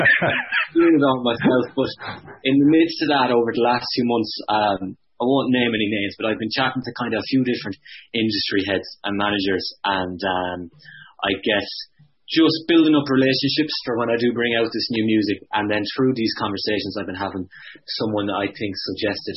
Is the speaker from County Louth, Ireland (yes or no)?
no; east of County Clare, Ireland; moved away as an adult; now in Dublin, Ireland; growing up in County Clare